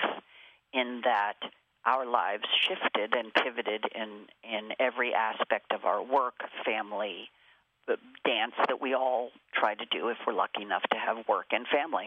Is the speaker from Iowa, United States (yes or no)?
no; Los Angeles, California, United States; I am born and raised in Los Angeles